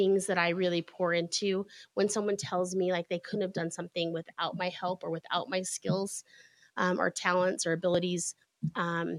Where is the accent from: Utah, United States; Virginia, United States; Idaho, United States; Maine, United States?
Utah, United States; moved away as an adult; I grew up here in Utah, and we moved back about 10 years ago now.